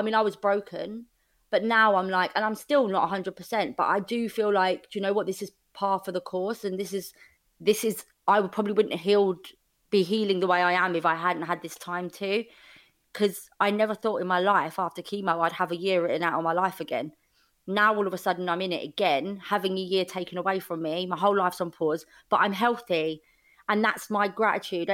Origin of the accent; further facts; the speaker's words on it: London, United Kingdom; I grew up in Fulham. It's the southwest London